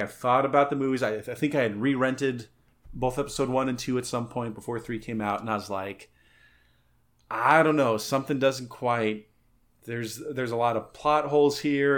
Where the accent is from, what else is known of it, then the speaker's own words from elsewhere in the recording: San Luis Valley, Colorado, United States; growing up in the San Luis Valley, where the spring is windy as shit.